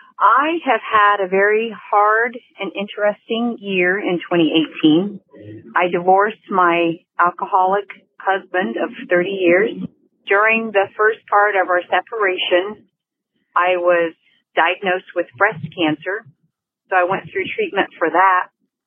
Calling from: Indianapolis, Indiana, United States; I'm from Indianapolis

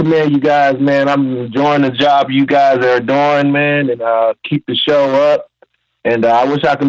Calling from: Detroit, Michigan, United States; I'm calling from Detroit, Michigan.

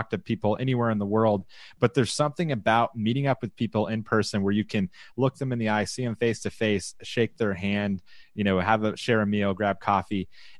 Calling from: Austin, Texas, United States; I'm broadcasting from the Austin, Texas area, and I am back in my home office.

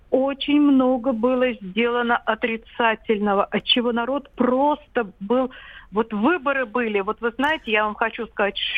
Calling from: Vladimir, Vladimir Oblast, Russia; И я вот из

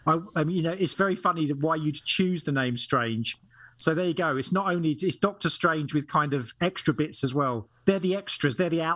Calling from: Gateshead, North East England, United Kingdom; also born or lived in London; I am calling from Gateshead, which is about 2.5 hours north of London. So I'm at the top of England. We've moved from London, so that's where I'm speaking to you from today.

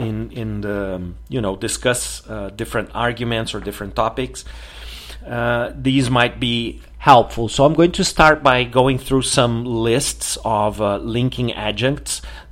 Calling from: Porto Alegre, Rio Grande do Sul, Brazil; English is a second language; I'm … and I'm speaking from Porto Alegre in the south of Brazil.

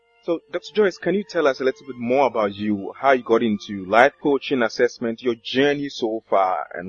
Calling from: Accra, Greater Accra, Ghana; I'm here from Accra, Ghana.

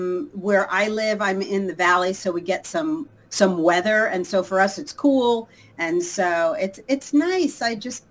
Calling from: Los Angeles, California, United States; Los Angeles.

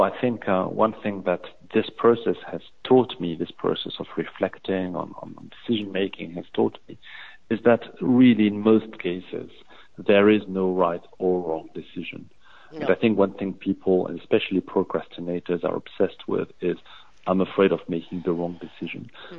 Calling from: London, United Kingdom; I'm calling from London

